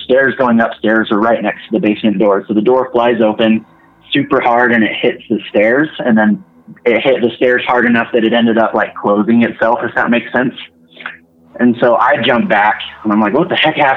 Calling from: Utah, United States; calling from Utah

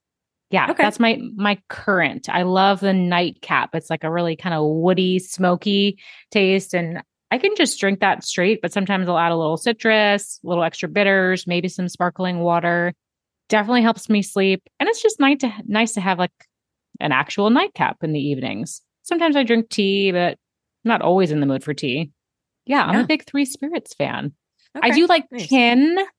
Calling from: Alabama, United States; I'm calling in from Alabama. I'm in Central Time, which is just so strange.

